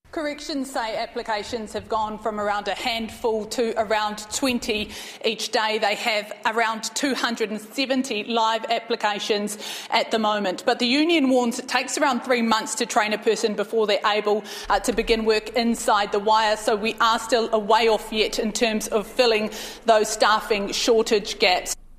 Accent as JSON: {"language": "English", "region": "Wellington", "country": "New Zealand", "tie": "born or raised there", "moved": "yes", "lives_now": "Auckland, New Zealand", "said": "I'm born and raised in Wellington"}